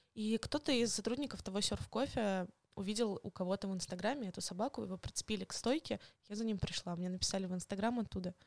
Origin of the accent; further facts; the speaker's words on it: Moscow, Russia; also born or lived in Kaliningrad / Yekaterinburg; То есть выросла я уже в Москве, и в школу ходила я тоже в Москве